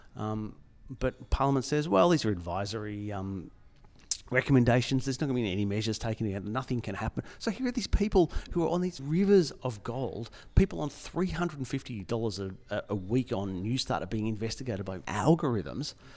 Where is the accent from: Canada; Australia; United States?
Australia; Melbourne, Victoria; I'm from Melbourne